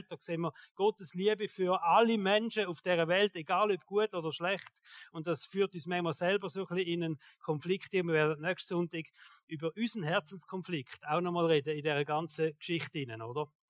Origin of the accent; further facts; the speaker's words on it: Switzerland; Und ich denke manchmal, wir sind ja sehr privilegiert als Schweizer.